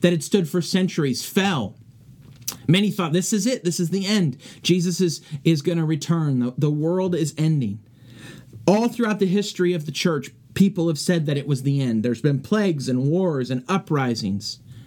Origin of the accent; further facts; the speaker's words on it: California, United States; moved away; back in my hometown of California